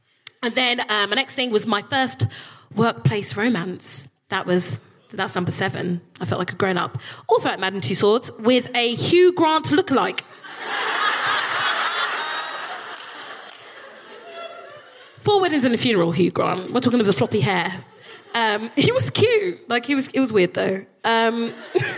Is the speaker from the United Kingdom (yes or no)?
yes; London, United Kingdom; also born or lived in Highgate, London; I'm a South East Londoner, I'm from Peckham